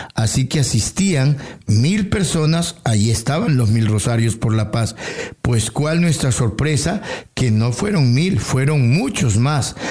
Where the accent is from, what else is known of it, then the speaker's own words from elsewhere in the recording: Tumaco, Nariño, Colombia; moved away as an adult; also born or lived in Amazonas, Colombia; now in Toronto, Canada; En Tumaco es mi tierra natal